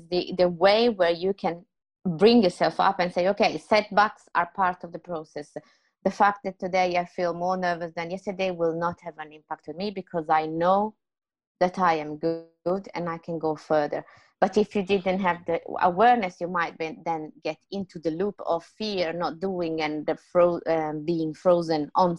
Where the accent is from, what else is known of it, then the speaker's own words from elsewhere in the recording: Romania; first language Romanian; English is a second language; I'm used now to do improv in English, which is not my mother tongue